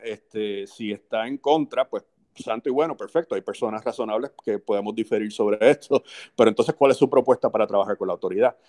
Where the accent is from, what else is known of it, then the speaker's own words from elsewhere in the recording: Puerto Rico; como los puertorriqueños